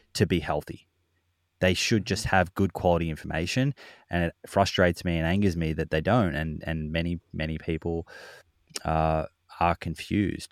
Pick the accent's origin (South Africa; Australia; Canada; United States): Australia; Victoria; We grew up in Victoria